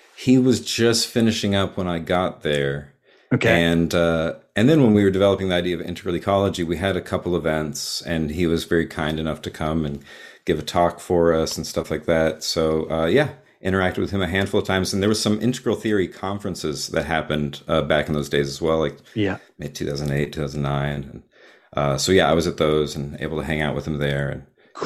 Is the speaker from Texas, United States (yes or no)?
yes; Texas, United States; I grew up in Texas